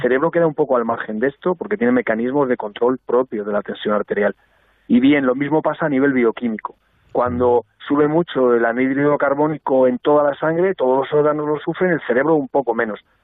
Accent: Albacete, Castilla-La Mancha, Spain; yo me alegraba mucho siendo albaceteño

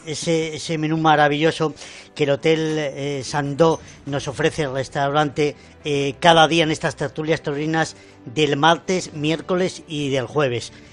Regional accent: Zamora, Castile and León, Spain; Yo, como buen zamorano

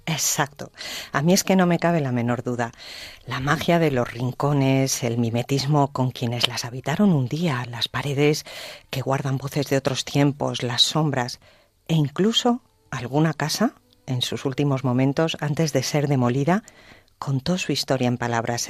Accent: Cantabria, Spain; moved away; mi tierra, Cantabria

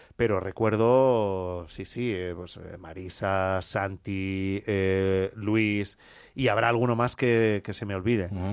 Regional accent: Mollet del Vallès, Catalonia, Spain; la radio de mi pueblo, Radio Mollet.

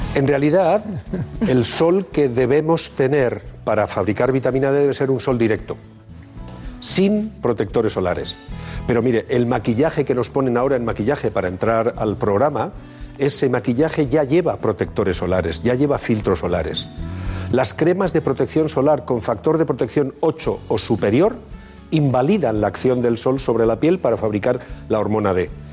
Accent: Bilbao, Basque Country, Spain; los de Bilbao tenemos una, una, característica

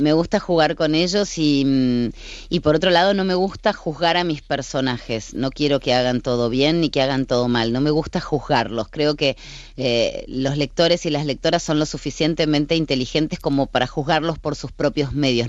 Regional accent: Argentina; yo trabajé durante 25 años en la crónica de sucesos en mi país, en la televisión argentina

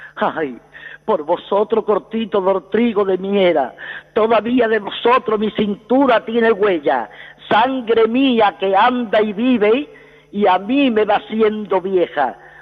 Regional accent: Seville, Andalusia, Spain; now in Madrid, Spain; yo soy de Sevilla, pero llevo aquí en Madrid 55 años.

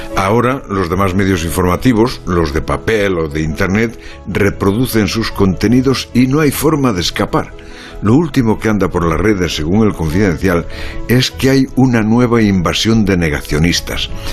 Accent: Galicia, Spain; en mi país

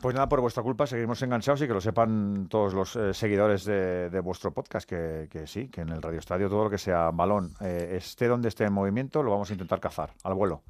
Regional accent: Madrid, Community of Madrid, Spain; como somos madrileños

